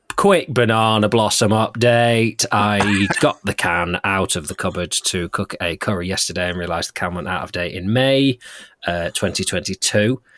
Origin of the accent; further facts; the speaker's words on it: Lancaster, North West England, United Kingdom; the people of my hometown